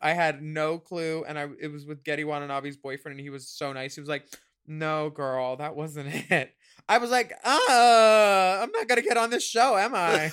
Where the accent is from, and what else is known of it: Philadelphia, Pennsylvania, United States; born or raised there